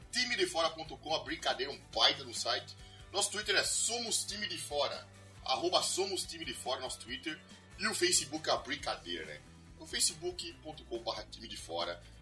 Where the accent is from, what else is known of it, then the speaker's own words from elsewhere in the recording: South Region, Brazil; como a grande maioria de nós somos aqui do Sul